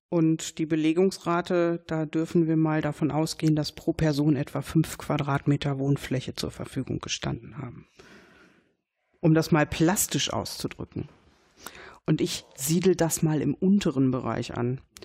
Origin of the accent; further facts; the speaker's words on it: Dortmund, North Rhine-Westphalia, Germany; Dortmund-Brechten, wo ich herkomme